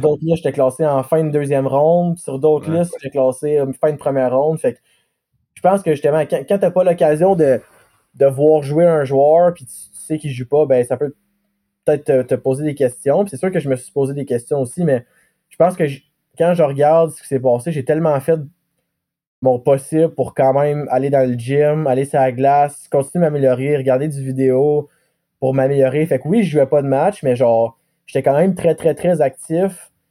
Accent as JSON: {"language": "French", "town": "Gatineau", "region": "Quebec", "country": "Canada", "also_born_or_lived": "Bathurst, New Brunswick / Montreal / Chicoutimi", "said": "je viens d'Elmer parce que c'est, mon petit coin de."}